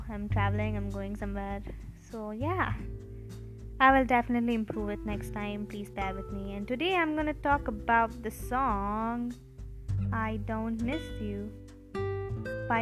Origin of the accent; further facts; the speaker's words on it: India; I'm from India, and I'm 17 years old.